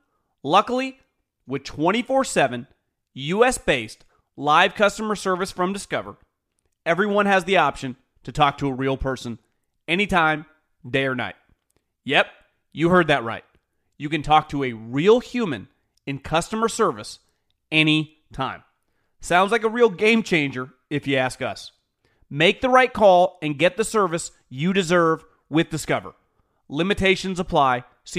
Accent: Florida, United States; I'm from South Florida, so my Dolphins could benefit from a healthier quarterback.

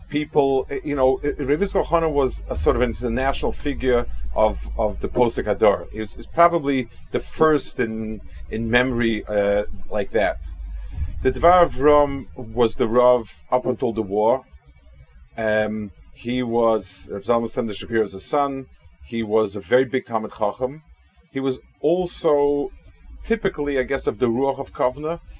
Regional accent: Kaunas, Kaunas County, Lithuania; I hope I'm not disappointing people that I'm focusing a lot on my hometown

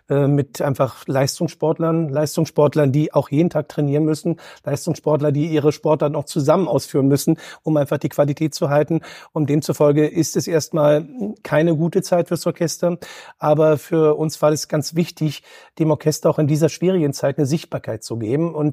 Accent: Berlin, Germany; Und, äh, und als Berliner, ja, Berlin ist auch eine tolle Stadt

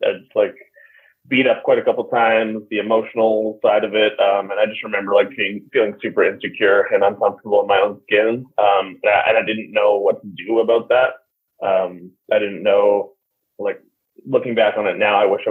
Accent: Vancouver, British Columbia, Canada; I was born in Vancouver, Canada

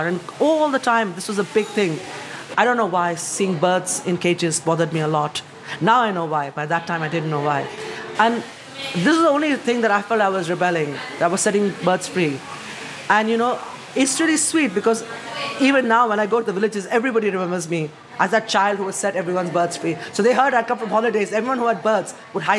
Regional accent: India; moved away as an adult; now in United Kingdom; I am from the East and from the West. In my accent, you hear it.

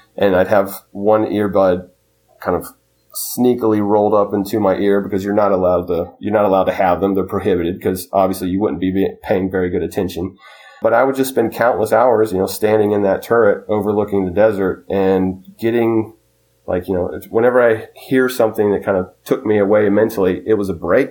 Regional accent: Concord, North Carolina, United States; me being a preteen, growing up in Concord, North Carolina

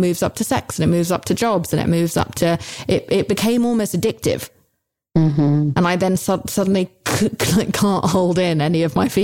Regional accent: United Kingdom; I'm British

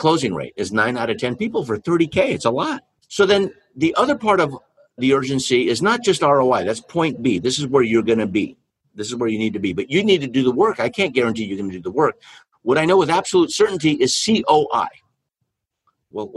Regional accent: California, United States; I was born in California

